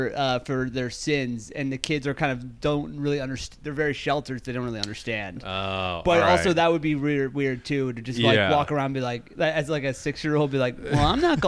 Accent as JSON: {"language": "English", "town": "Lancaster", "region": "Pennsylvania", "country": "United States", "moved": "yes", "said": "I'm from Lancaster, Pennsylvania."}